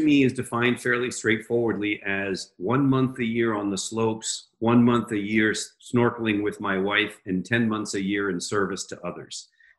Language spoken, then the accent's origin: English; Washington, District of Columbia, United States; I was born in Washington, D.C., in the exact same hospital that my wife, although four years earlier than she was.